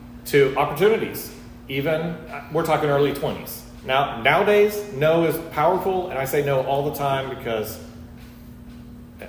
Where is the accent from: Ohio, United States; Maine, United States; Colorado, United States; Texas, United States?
Ohio, United States; Cincinnati; moved away as an adult; also born or lived in Memphis / Florida; now in Savannah, United States; I'm from Cincinnati